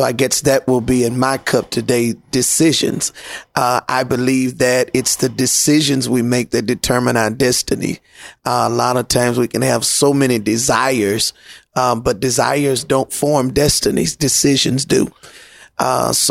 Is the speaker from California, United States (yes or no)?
no; Memphis, Tennessee, United States; born and raised in Memphis, Tennessee